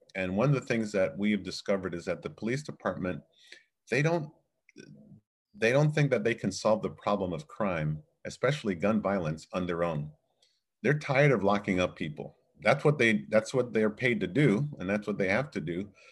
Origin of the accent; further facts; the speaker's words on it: Fort Lauderdale, Florida, United States; also born or lived in Jamaica; now in Chicago, United States; came here in nineteen seventy-seven with my parents as a nine-year-old boy and grew up in Fort Lauderdale